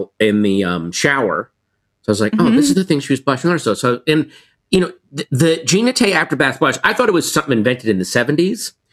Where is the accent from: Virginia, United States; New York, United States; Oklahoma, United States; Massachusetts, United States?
Virginia, United States; I grew up in Virginia